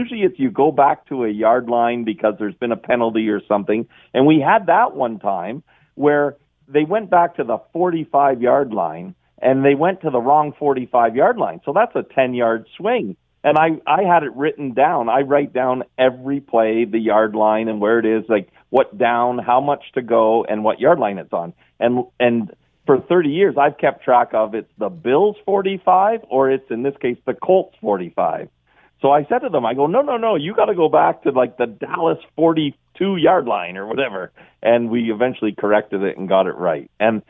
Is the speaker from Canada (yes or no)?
yes; Canada; Like, I'm a Canadian soccer guy.